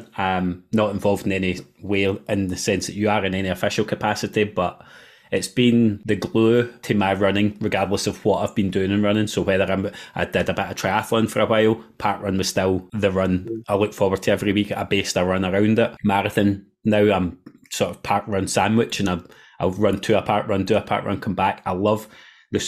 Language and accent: English; North Lanarkshire, Scotland, United Kingdom; I'm from North Lanarkshire originally. So we're from the same neck of the woods